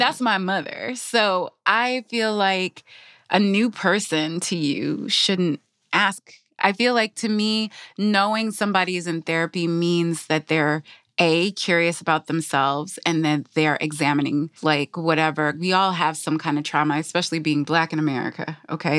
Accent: Michigan, United States; my parents are from the Caribbean. I grew up in Michigan

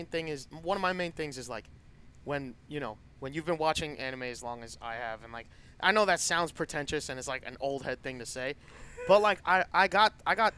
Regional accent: New York City, New York, United States; I'm from the Bronx.

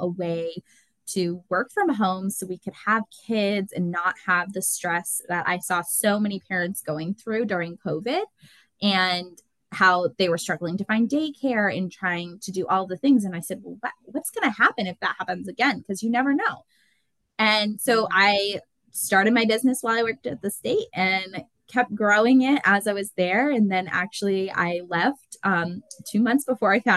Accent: Concord, New Hampshire, United States; I grew up in Concord, New Hampshire, been here my whole life, never plan on leaving.

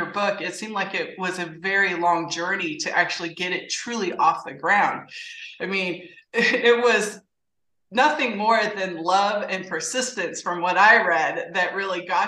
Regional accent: California, United States; I was actually born and raised in California

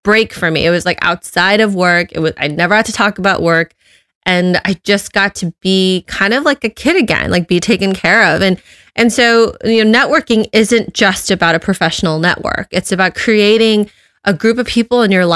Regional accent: Los Angeles, California, United States; moved away as an adult; also born or lived in upstate New York; I was born and raised in Los Angeles and I was in upstate New York for grad school

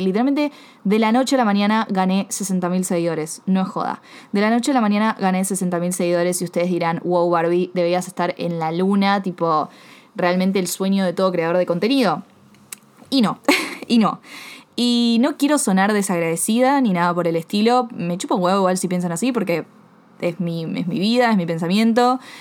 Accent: Buenos Aires, Argentina; siempre crecí, viví en Buenos Aires, Argentina

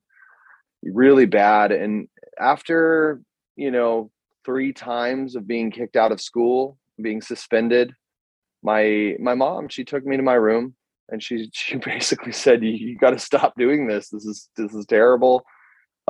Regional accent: Greeley, Colorado, United States; moved away as an adult; also born or lived in Brazil; now in Germany; I grew up in Colorado, in northern Colorado, a town called Greeley. I was born there.

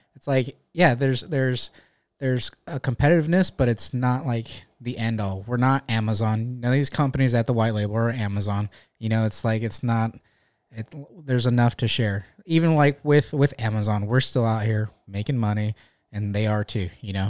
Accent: Stockton, California, United States; moved away as an adult; now in North Carolina, United States; I'm from Northern California, Stockton.

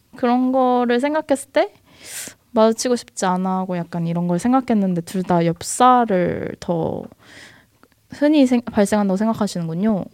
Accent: South Korea; now in Seoul, South Korea; 저도 지방 출신인데 서울 올라와서

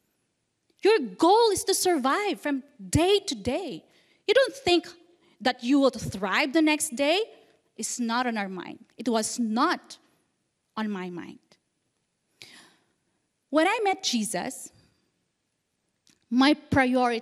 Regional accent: Philippines; moved away as an adult; now in Indonesia; I was born in a very small village, an island in the Philippines, in an underprivileged family, a poor family. We literally lived from hand to mouth

